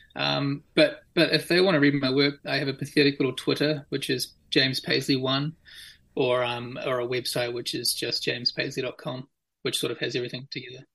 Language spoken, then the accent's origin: English; Auckland, New Zealand; I was born and raised in Auckland, uh, I went to school and university there.